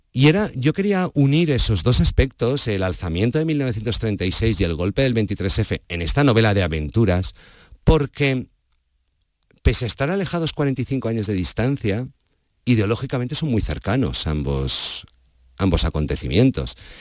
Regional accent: Valencia, Valencian Community, Spain; soy de Valencia, soy valenciano

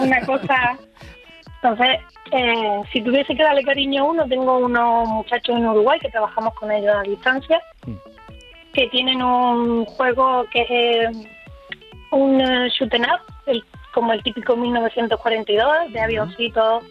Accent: Jaén, Andalusia, Spain; now in Seville, Spain; yo soy de Jaén

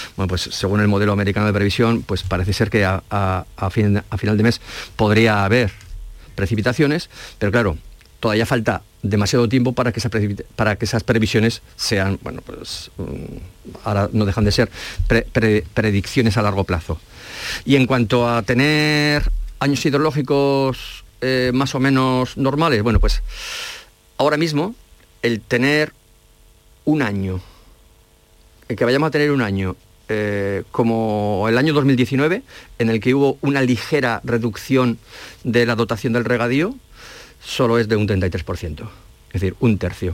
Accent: La Rioja, Spain; also born or lived in Salamanca; now in Andalusia, Spain; Soy riojano, estudié en Salamanca

